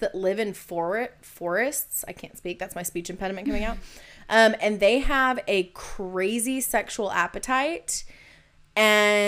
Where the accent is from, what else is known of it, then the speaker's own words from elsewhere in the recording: United States; I'm an American